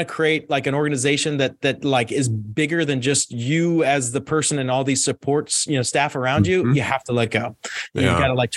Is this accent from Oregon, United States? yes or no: no; Pittsburgh, Pennsylvania, United States; I grew up in Pittsburgh, Pennsylvania.